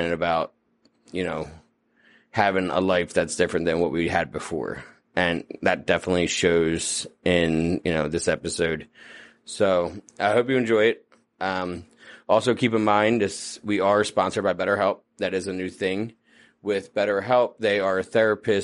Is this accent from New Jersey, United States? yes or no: yes; New Jersey, United States; also born or lived in Los Angeles; I'm from New Jersey